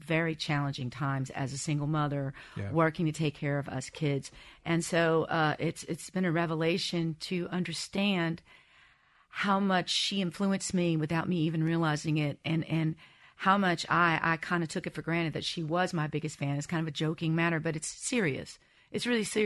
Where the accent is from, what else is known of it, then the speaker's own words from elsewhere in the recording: Mississippi, United States; moved away as an adult; also born or lived in Los Angeles, California; I've spent most of my life in Mississippi